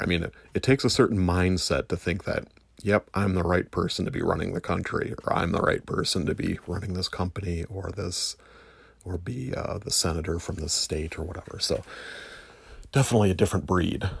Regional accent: United States; I'm an American

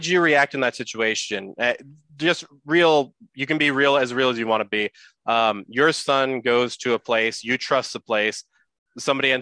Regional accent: San Jose, California, United States; we are both from San Jose

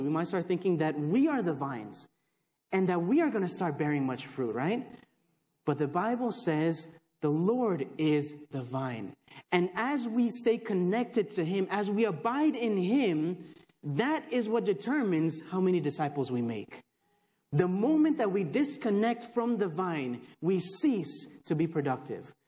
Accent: Texas, United States; also born or lived in Chicago, Illinois; I was born in Chicago, raised in Texas, uh, so I know more here than I do there

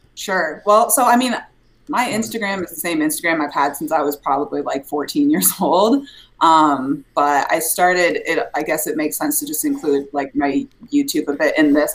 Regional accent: Des Moines, Iowa, United States; I'm from Iowa originally. I'm from Des Moines, Iowa

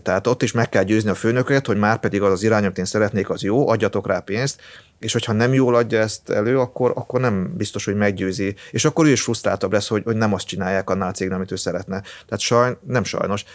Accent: near Debrecen, Hajdú-Bihar, Hungary; moved away; én arról a környékről származom, tehát, ö, vagy viszonylag közel

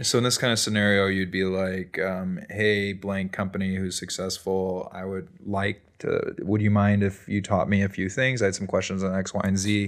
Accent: Chicago, Illinois, United States; now in Bend, United States; I grew up in Chicago

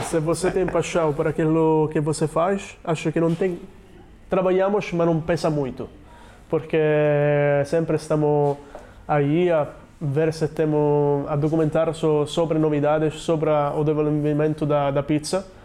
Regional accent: Sicily, Italy; Portuguese is a second language; now in Portugal; sou da Sicília, que é uma ilha.

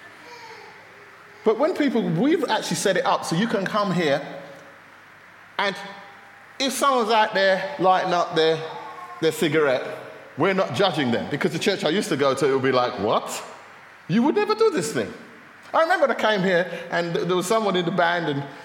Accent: London, United Kingdom; now in Luton, United Kingdom; I come from North London, I come from Finsbury Park, which is culturally quite diverse

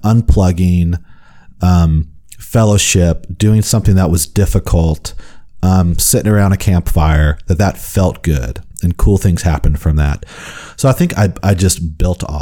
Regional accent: Houston, Texas, United States; I grew up in Houston

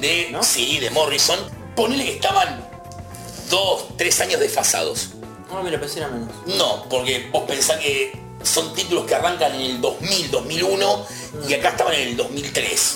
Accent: Buenos Aires, Argentina; yo soy de Villa Crespo

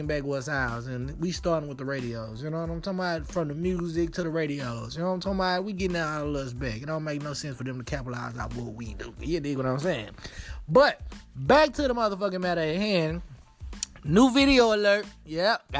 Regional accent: Dallas, Texas, United States; I'm from Dallas, Texas. I'm from Oak Cliff

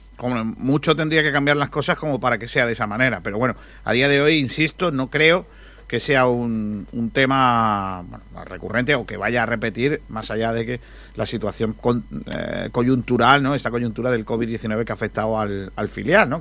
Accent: Rincón de la Victoria, Andalusia, Spain; la gente de mi pueblo

